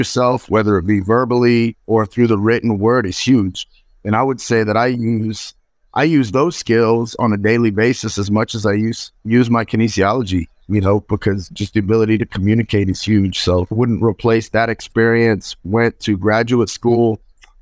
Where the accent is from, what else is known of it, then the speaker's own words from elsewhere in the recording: California, United States; I grew up in California